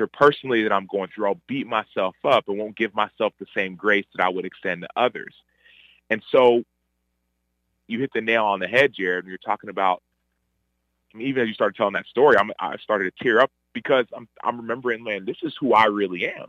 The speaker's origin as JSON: {"language": "English", "town": "Dallas", "region": "Texas", "country": "United States", "tie": "born or raised there", "also_born_or_lived": "Chicago", "said": "they moved to Texas, and my other sister was born in Texas, in Dallas, and I was born in Dallas as well."}